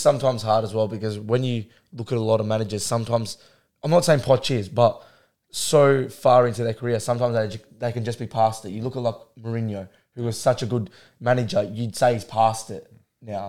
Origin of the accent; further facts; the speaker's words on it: Australia; we're Australian